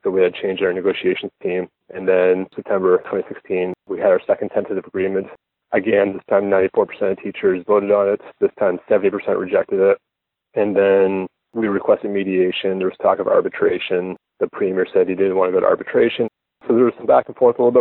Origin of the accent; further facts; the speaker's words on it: Nova Scotia, Canada; I'm a teacher from Nova Scotia.